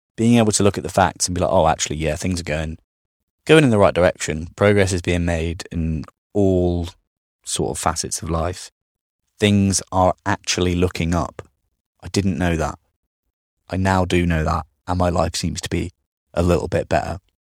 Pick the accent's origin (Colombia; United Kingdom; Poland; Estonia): United Kingdom